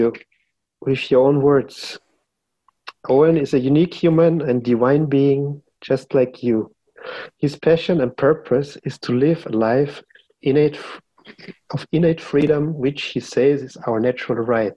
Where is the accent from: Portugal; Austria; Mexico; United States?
Austria; English is a second language; from Austria